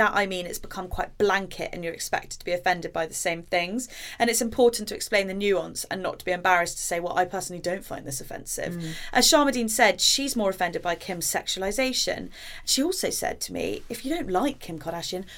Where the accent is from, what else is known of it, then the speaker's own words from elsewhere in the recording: Jamaica; moved away; I grew up in Jamaica